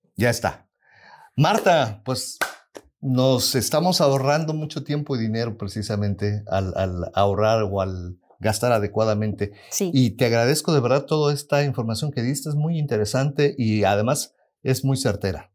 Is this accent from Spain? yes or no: no; Mexico; now in United States; somos nosotros como mexicanos y como latinos